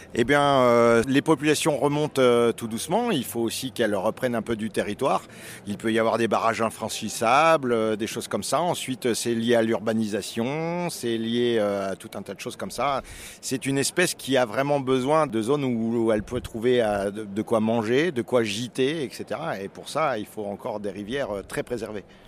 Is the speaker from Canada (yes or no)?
no; Plateau de Millevaches, Nouvelle-Aquitaine, France; je viens du plateau de Mille Vaches